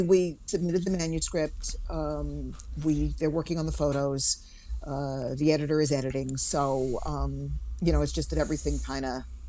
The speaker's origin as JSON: {"language": "English", "town": "New York City", "region": "New York", "country": "United States", "tie": "born or raised there", "also_born_or_lived": "Manhattan / Bronx", "said": "I live in New York City, and I live in the Bronx at the moment, but I'm a native New Yorker, born and raised in Queens, lived in Manhattan for 22 years, now live in the Northwest Bronx."}